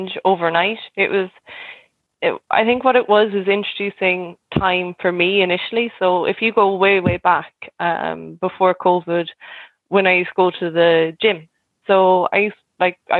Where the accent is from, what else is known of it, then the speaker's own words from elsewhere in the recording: Cork, Munster, Ireland; now in Galway, Ireland; I'm originally from Cork, but I've lived in Galway maybe like the past 12, 13 years